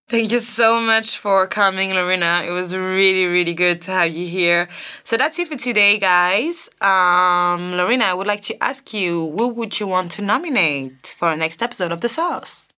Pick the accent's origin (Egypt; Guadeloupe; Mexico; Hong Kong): Guadeloupe; English is a second language; I'm from Guadeloupe.